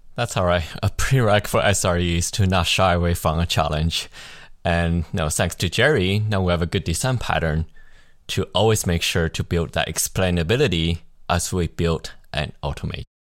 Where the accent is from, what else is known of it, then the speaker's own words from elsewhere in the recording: Canada; Being a Canadian